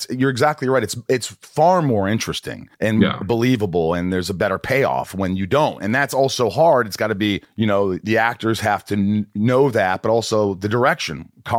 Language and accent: English; Indiana, United States; I grew up in Indiana from the ages of 8 on.